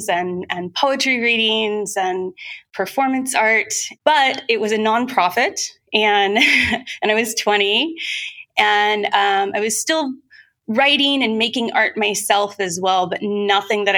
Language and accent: English; Southern Ohio, United States; moved away as an adult; also born or lived in San Francisco; I grew up in Southern Ohio in a very conservative area.